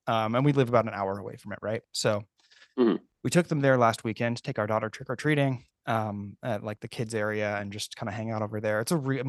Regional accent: San Francisco Bay Area, California, United States; moved away as an adult; also born or lived in Virginia; now in Baltimore, United States; I grew up on the West Coast in the San Francisco Bay Area.

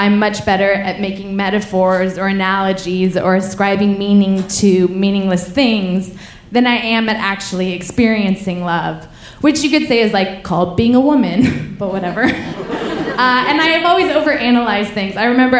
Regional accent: Paris, Île-de-France, France; I'm like, oh, the thing is I'm from Paris so I cannot tell you where to go, but I would if I could, you know, man.

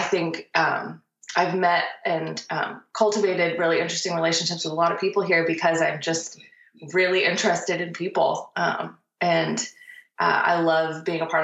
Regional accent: Nashville, Tennessee, United States; moved away as an adult; also born or lived in Massachusetts; I'm from Nashville and left and assumed I would never return

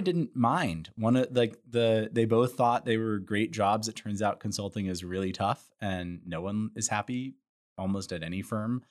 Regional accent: Santa Monica, California, United States; moved away; also born or lived in Chicago; I'm from Santa Monica originally, Santa Monica, California

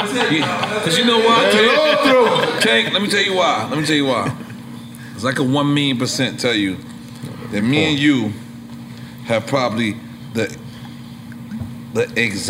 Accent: New York City, New York, United States; I'm from Lafayette City.

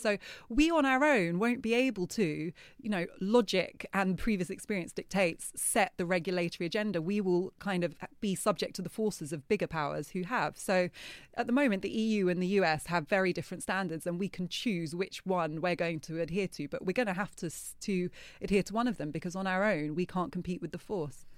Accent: United Kingdom; I wasn't born here, as you said, but I grew up in Britain.

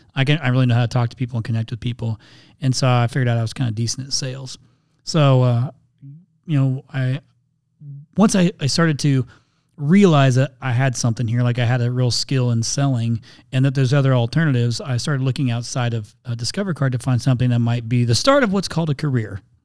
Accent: Indiana, United States; moved away as an adult; now in Phoenix, United States; I'm from Indiana originally, so I grew up on a big old corn and soybean farm

